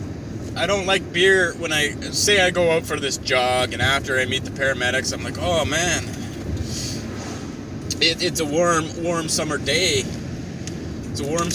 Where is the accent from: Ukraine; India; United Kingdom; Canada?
Canada; I'm Canadian